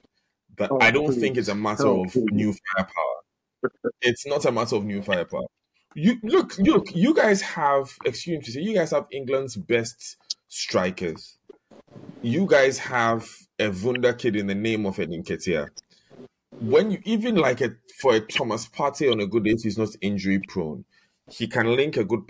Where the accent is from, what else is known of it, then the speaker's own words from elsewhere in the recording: Ghana; I'm Ghanaian